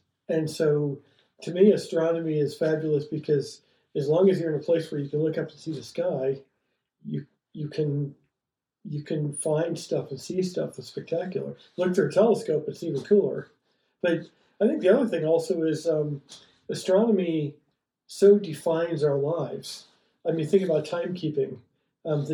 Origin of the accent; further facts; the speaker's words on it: Ohio, United States; moved away as an adult; also born or lived in Florida; now in Flagstaff, United States; I grew up in Ohio